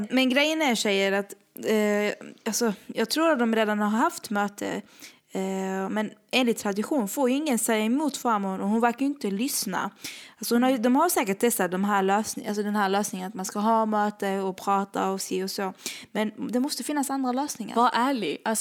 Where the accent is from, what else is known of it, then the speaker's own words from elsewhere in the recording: Somalia; now in Sweden; För jag, jag kommer från Somalia.